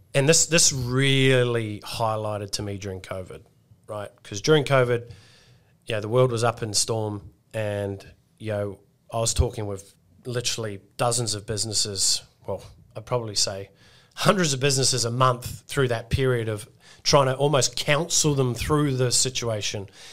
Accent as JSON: {"language": "English", "country": "Australia"}